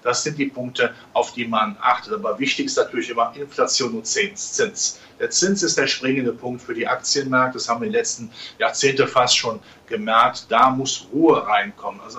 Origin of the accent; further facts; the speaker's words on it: Rhineland, Germany; ich als Rheinländer in der Karnevalssprache